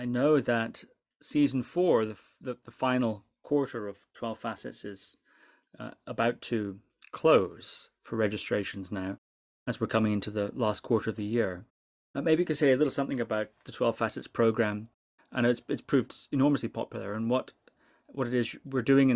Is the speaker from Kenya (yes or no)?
no; Shetland Islands, Scotland, United Kingdom; When I grew up in the Shetland Islands, which is quite far north